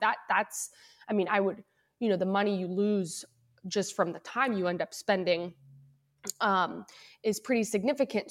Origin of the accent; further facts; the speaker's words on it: Louisville, Kentucky, United States; moved away as an adult; also born or lived in Cincinnati, Ohio; now in Northern California, United States; I'm originally from Louisville, Kentucky, born and raised there